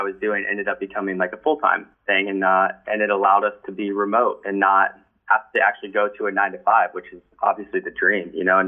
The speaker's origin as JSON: {"language": "English", "region": "Florida", "country": "United States", "said": "we're from Florida"}